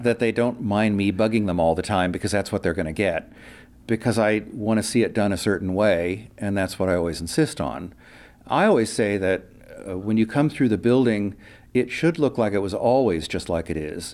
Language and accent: English; Urbana, Ohio, United States; moved away as an adult; now in San Francisco Bay Area, United States; I'm from Ohio originally